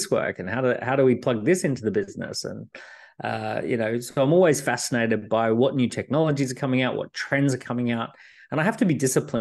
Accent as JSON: {"language": "English", "country": "Australia", "tie": "born or raised there", "said": "I grew up in Australia"}